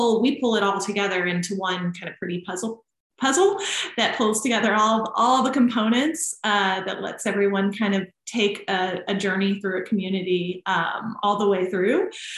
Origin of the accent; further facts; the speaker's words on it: Nashville, Tennessee, United States; moved away; So being that I did move away from my family, I moved from Nashville, which is still home to me.